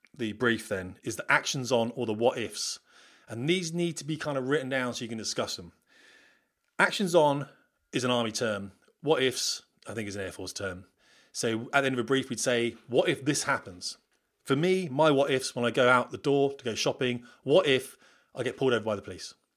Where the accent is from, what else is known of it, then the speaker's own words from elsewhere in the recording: United Kingdom; We're British